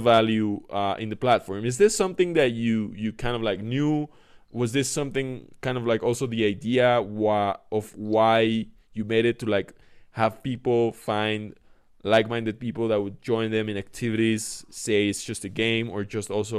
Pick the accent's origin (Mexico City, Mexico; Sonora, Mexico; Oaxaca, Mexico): Mexico City, Mexico; I'm from Mexico City.